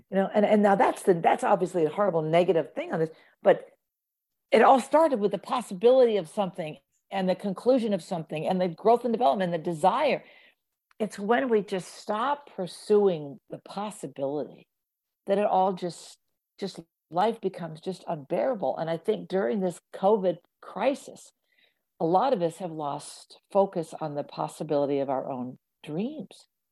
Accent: Kansas, United States; moved away; also born or lived in New Jersey / California; I moved from Kansas, so I was born in New Jersey, raised in the Midwest

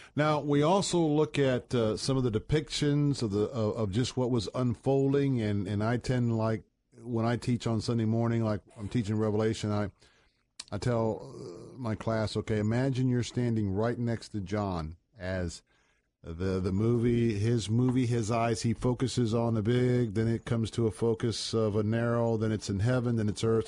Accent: United States; we as American Christians

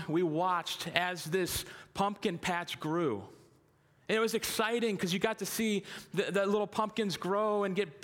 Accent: North Canton, Ohio, United States; now in Green, United States; I was born and raised in North Canton, lived here most of my life

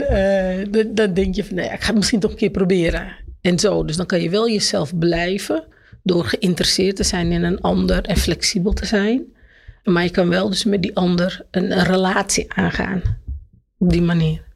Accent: Amsterdam, North Holland, Netherlands; also born or lived in Jordaan, Amsterdam; Maar ik ben geboren in de Jordaan, in Amsterdam.

